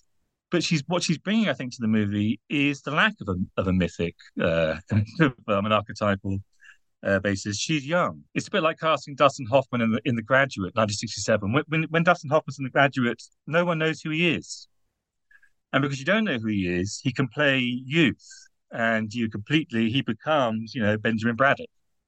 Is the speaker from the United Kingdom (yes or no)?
yes; United Kingdom; now in Netherlands; I'm British, therefore easily embarrassed. And I'm writing in the Netherlands